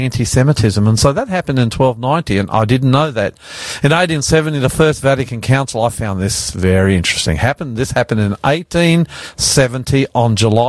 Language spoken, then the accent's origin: English; Australia; I'm …